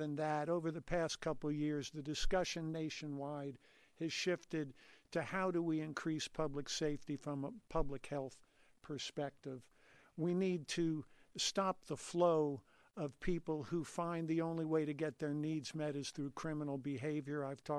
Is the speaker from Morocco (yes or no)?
no; New Jersey, United States; now in Denver, United States; I came to Colorado from New Jersey in the fall of 1971